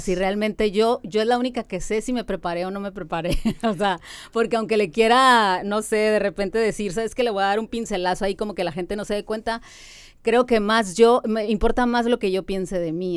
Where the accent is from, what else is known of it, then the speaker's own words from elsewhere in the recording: Mexicali, Baja California, Mexico; nací aquí en Mexicali